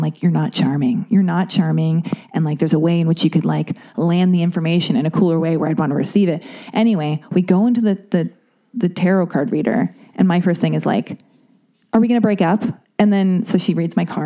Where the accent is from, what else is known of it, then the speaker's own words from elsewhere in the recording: United States; I'm American